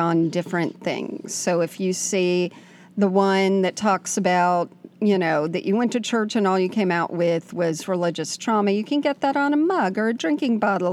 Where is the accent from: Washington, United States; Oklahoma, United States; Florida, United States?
Florida, United States; South; moved away; we both grew up in South Florida, and we've known each other since we were 1 year old